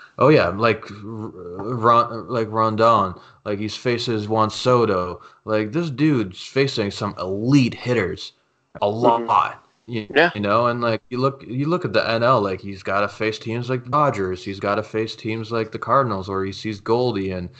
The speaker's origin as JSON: {"language": "English", "country": "Canada", "said": "I'm Canadian"}